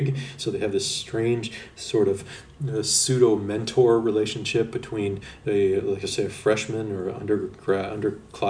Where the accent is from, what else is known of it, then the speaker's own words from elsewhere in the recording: Canada; me being Canadian